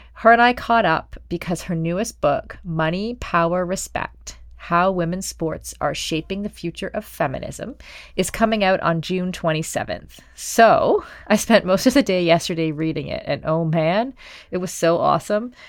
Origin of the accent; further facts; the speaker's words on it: Canada; I'm Canadian